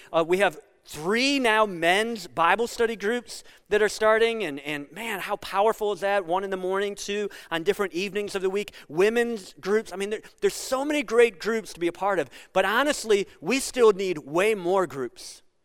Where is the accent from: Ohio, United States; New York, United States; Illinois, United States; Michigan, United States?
Ohio, United States; Sandusky; I grew up on Camp Street in Sandusky.